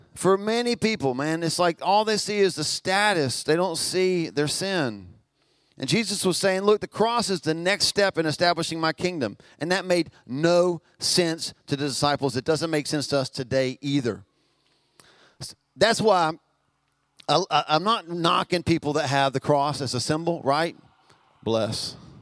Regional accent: Albemarle, North Carolina, United States; we're from Albemarle.

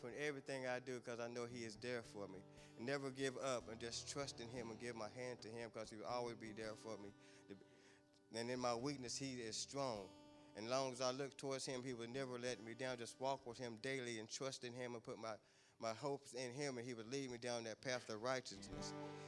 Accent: Kannapolis, North Carolina, United States; I'm 42 years old. I'm from Kannapolis, North Carolina.

